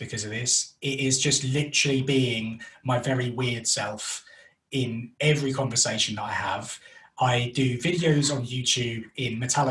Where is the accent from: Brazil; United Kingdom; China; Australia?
United Kingdom; London; accent: North London; moved away as an adult; now in West Midlands, United Kingdom; We're originally from North London, which is why I have this wonderful accent